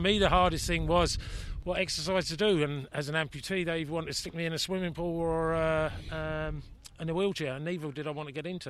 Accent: England, United Kingdom; now in Ireland; as an Englishman

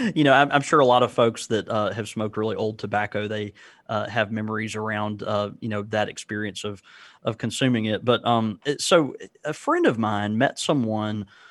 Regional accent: the South, United States; I'm from the South. I'm a child of the South

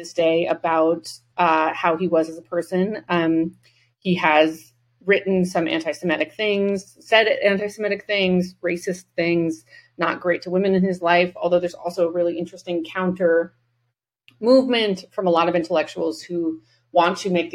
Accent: New England, United States; we all have extremely hooded eyes and come from New England

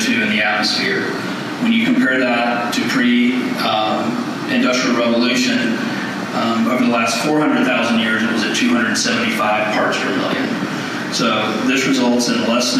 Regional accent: the South, United States; accent: Southern; I'm from the South

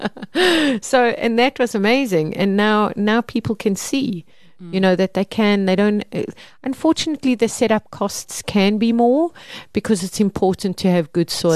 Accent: Mpumalanga, South Africa; I grew up in Mpumalanga

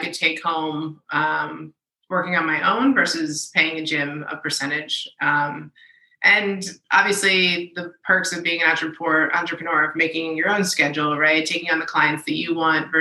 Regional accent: Philadelphia, Pennsylvania, United States; moved away as an adult; also born or lived in Orlando, Florida; now in Washington, D.C., United States; I grew up in the Philadelphia area.

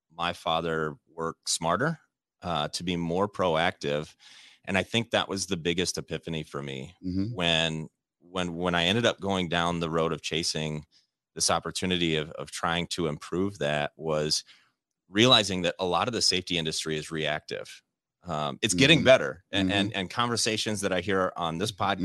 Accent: Midwest, United States; growing up in the Midwest

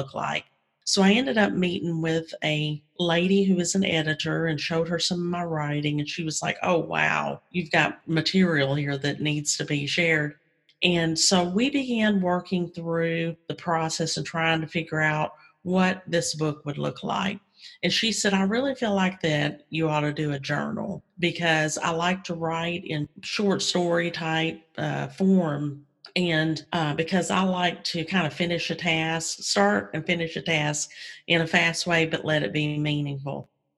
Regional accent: Kentucky, United States; moved away as an adult; also born or lived in Mississippi / Texas; now in Virginia, United States; Grew up in Kentucky.

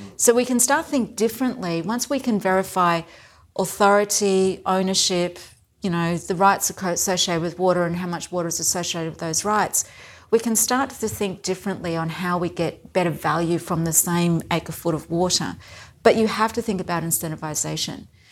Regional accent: Whanganui, Manawatū-Whanganui, New Zealand; now in Brisbane, Australia; I was born in New Zealand, and my hometown was Wanganui

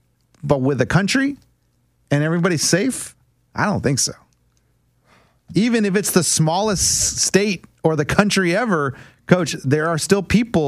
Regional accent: Texas, United States; moved away; I'm from Texas, dude.

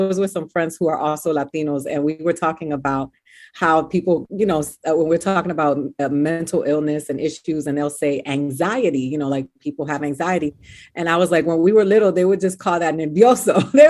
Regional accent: Miami, Florida, United States; also born or lived in Boston / New York / Dominican Republic; I grew up in Miami and that's where I really grew up.

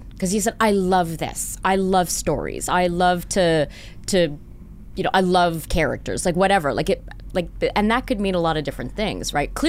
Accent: Montreal, Quebec, Canada; born there; No, I was born out east. I was born in Montreal.

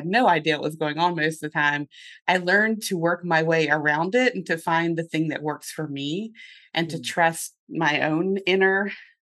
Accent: North Carolina, United States; accent: Southern; now in Lancaster, United States; I have a little bit of a Southern accent remaining from growing up in North Carolina

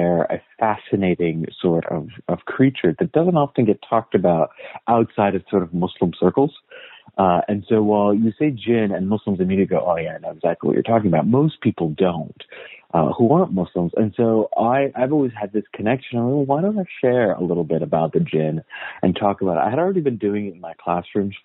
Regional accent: United States; I was born and raised in the United States. My family is all Afghan.

